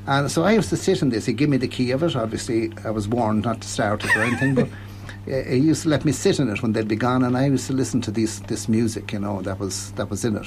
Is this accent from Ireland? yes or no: yes; Ireland; I was born and reared in Kiltevan